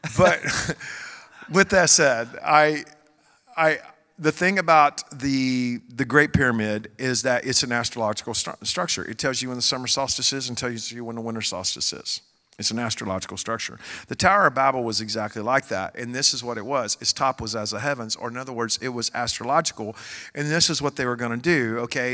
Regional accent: Joshua, Texas, United States; I'm from Joshua, Texas

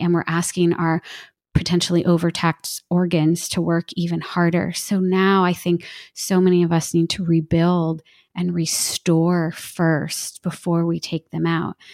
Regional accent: New Jersey, United States; I'm from New Jersey

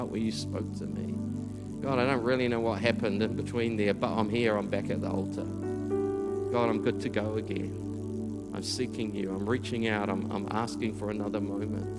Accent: Taranaki, New Zealand; also born or lived in Auckland; my hometown in Taranaki

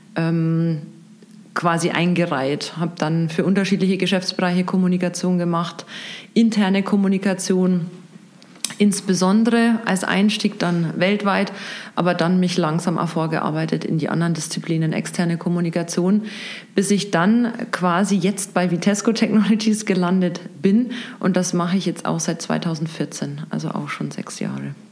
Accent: Regensburg, Bavaria, Germany; moved away as an adult; Ich bin tatsächlich hier in Regensburg geboren

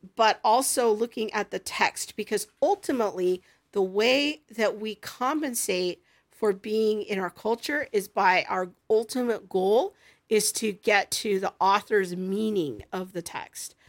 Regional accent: United States; I, as an American

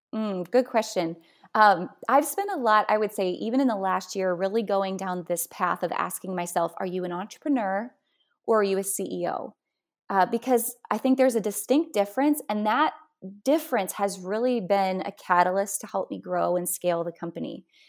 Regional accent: North Dakota, United States; moved away; I'm from North Dakota originally, which, you know, is quite a metropolis

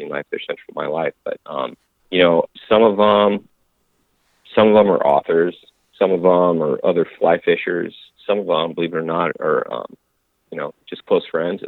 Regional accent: Inland Northwest, United States; I grew up in the Inland Northwest, probably a 100-mile stretch of country between, between Spokane and Missoula was kind of my playground from ages of, you know, birth until 18.

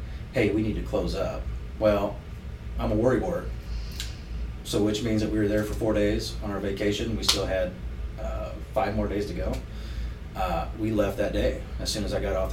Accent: Pendleton, United States; also born or lived in Florida; I grew up in Pendleton. Pendleton's loyal.

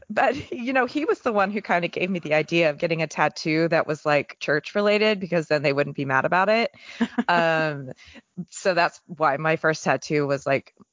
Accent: Texas, United States; also born or lived in California; like I grew up in Texas and um, also Northern California, there weren't a lot of members when I was growing up.

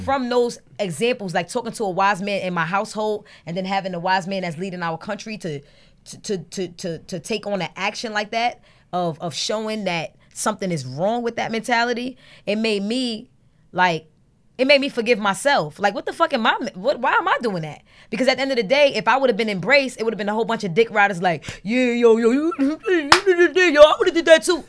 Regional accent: New York City, New York, United States; also born or lived in Brooklyn / Harlem; I'm from Brooklyn and Harlem and, like, I'm from New York

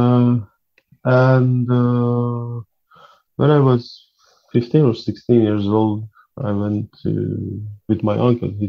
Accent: Tehran, Tehran Province, Iran; English is a second language; moved away; I was born in Tehran in October 1st, 1975.

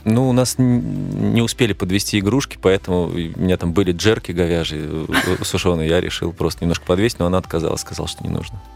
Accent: Belarus; moved away as an adult; now in Moscow, Russia; именно у меня на родине

